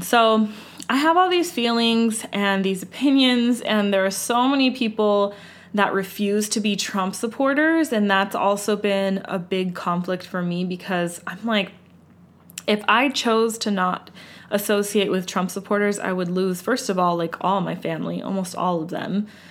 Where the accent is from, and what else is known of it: United States